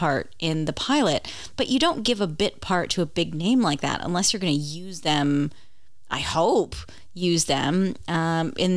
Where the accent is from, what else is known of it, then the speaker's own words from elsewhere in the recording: Canada; I'm Canadian